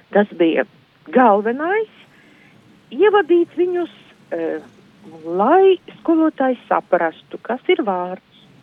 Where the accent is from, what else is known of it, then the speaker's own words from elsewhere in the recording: Izvalta, Latgale, Latvia; moved away as an adult; also born or lived in Šēdere, near Ilūkste; apmēram piecu gadu vecumā es nokļuvu pie vecmāmiņas. Un tas, tas bija izvaltas apkārtnē.